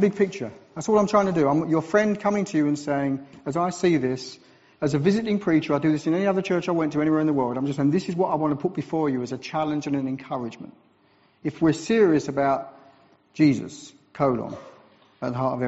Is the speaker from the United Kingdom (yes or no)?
yes; England, United Kingdom; I'm from England, so we're into health and safety